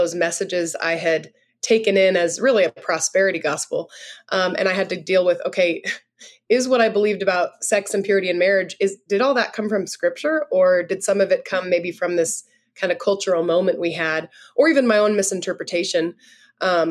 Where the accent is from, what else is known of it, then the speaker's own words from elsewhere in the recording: California, United States; now in South Dakota, United States; I'm from California, but I live in a little town in South Dakota right now